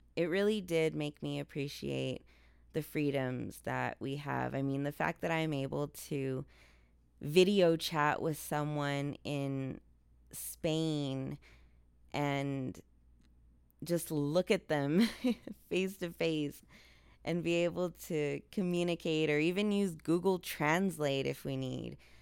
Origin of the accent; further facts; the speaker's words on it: El Paso, Texas, United States; my hometown of El Paso, Texas